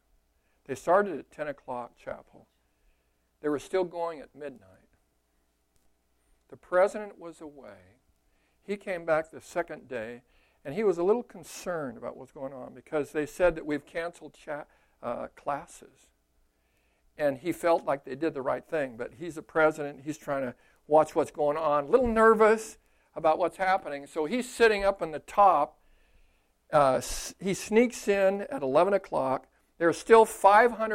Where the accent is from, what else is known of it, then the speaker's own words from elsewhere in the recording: Costa Mesa, California, United States; moved away as an adult; now in Minnesota, United States; I'm from California